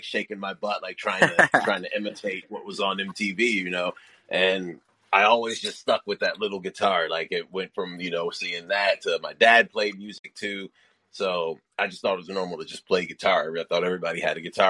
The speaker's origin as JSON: {"language": "English", "town": "Rochester", "region": "New York", "country": "United States", "said": "I'm from Rochester, New York"}